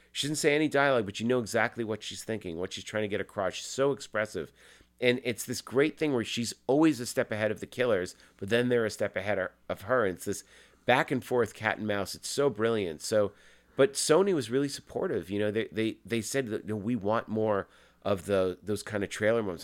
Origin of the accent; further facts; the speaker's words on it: Massachusetts, United States; my best friend, Jeff Rendell, we grew up in Massachusetts